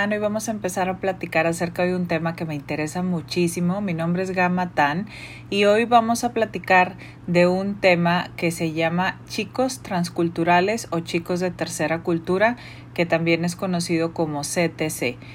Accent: Mexico; Entonces, por ejemplo, en mi caso, pues yo soy mexicana y mi esposo es un chino malasio

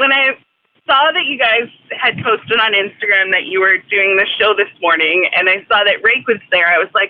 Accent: Canada; now in Vancouver, Canada; because I'm Canadian, we have a different Thanksgiving than you guys do.

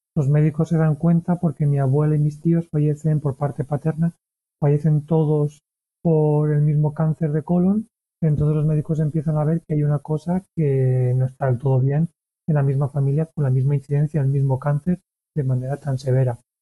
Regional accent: Valencia, Valencian Community, Spain; moved away as an adult; also born or lived in Barcelona; yo soy de Valencia

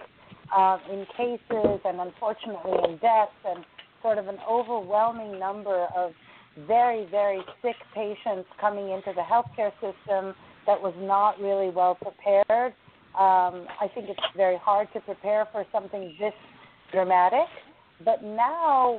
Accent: United States; I'm an American, but my ethnicity is Indian

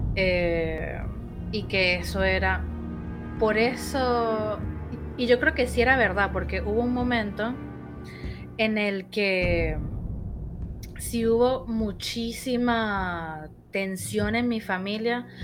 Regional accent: Caracas, Capital District, Venezuela; moved away as an adult; now in Buenos Aires, Argentina; no sé si lo habrán notado por mi acento, yo soy de Venezuela, pero hace siete años vivo acá en Buenos Aires, en Argentina

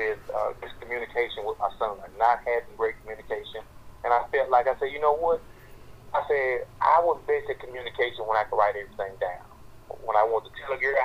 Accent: Hazlehurst, Mississippi, United States; my hometown of Hazelhurst and in my rival town of Crystal Springs.

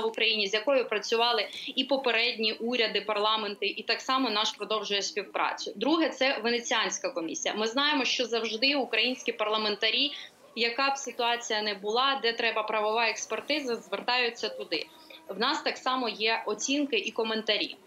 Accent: Poltava, Poltava Oblast, Ukraine; я сама полтавка, все життя прожила там

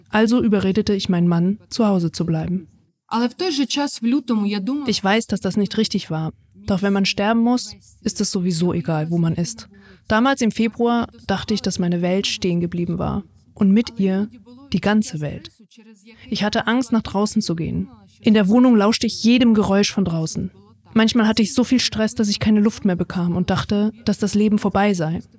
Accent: Ukraine; now in Spain; Ich bin Ukrainerin und lebe jetzt in Spanien.

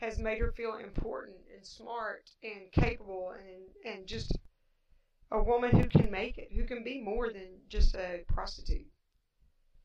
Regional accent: Appalachia, United States; accent: Appalachian; I do have an Appalachian accent

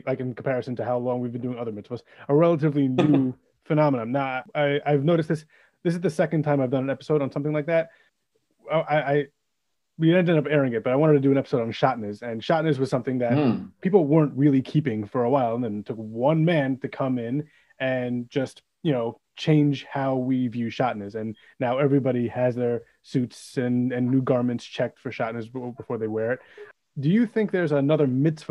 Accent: United States; as an American, as someone who lives in Chutz Laaretz

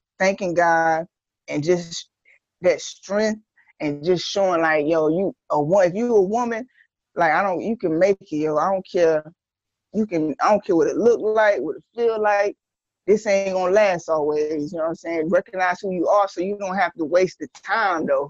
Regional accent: Greenville, North Carolina, United States; also born or lived in Long Island, New York; I was born in Long Island, but I'm originally from Greenville, North Carolina. I've been in Greenville since I was 12 years old

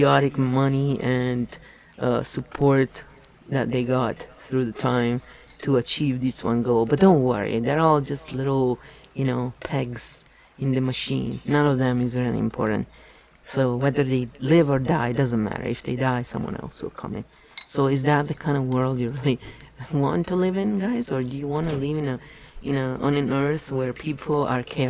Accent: Italy; English is a second language; moved away as an adult; I was born and raised in Italy for 24 years. So I was well an adult when I moved here.

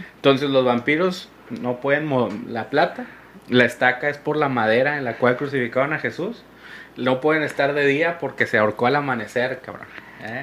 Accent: Monterrey, Nuevo León, Mexico; como regio

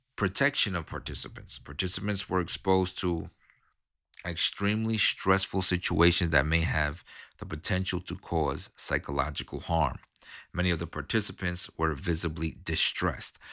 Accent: New York City, New York, United States; I grew up in New York City, okay? I, I grew up in Queens

